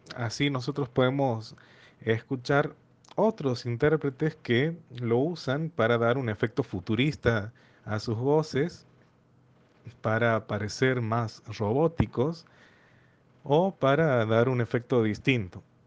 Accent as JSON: {"language": "Spanish", "region": "Santiago del Estero", "country": "Argentina", "said": "Soy de Argentina, de la ciudad de Santiago del Estero."}